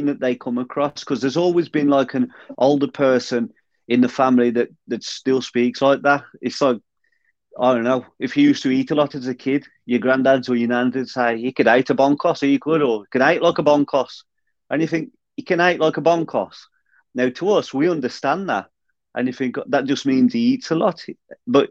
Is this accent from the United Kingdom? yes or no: yes; Black Country, West Midlands, United Kingdom; accent: Black Country